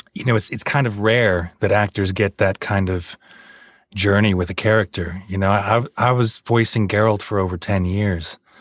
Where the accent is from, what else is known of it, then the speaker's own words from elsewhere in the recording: United States; moved away as an adult; now in Bournemouth, United Kingdom; I'm American